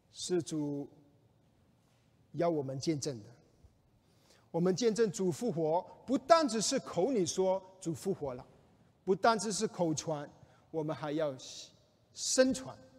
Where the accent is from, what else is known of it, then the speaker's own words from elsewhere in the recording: China; 我们中国人